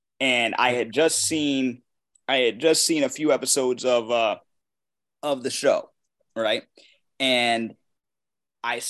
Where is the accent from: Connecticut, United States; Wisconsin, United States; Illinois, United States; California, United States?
Connecticut, United States; Waterbury; my hometown